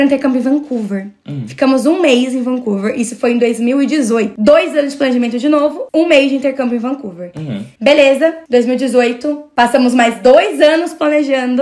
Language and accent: Portuguese; Mogi Mirim, São Paulo, Brazil; Eu sou de Mogi Mirim